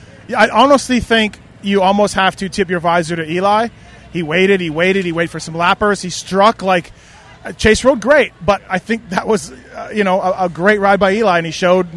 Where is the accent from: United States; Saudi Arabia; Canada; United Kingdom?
Canada; I'm Canadian.